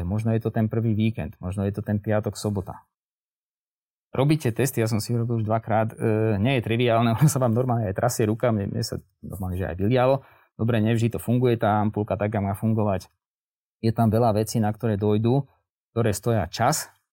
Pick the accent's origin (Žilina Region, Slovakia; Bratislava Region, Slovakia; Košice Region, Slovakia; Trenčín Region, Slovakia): Žilina Region, Slovakia; Žilina; Ja som teda zo Žiliny